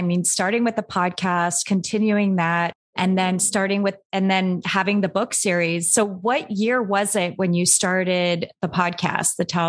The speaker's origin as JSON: {"language": "English", "town": "Anchorage", "region": "Alaska", "country": "United States", "tie": "born or raised there", "said": "growing up in the US and we all grew up in Anchorage, Alaska. So I guess kind of close to Canada"}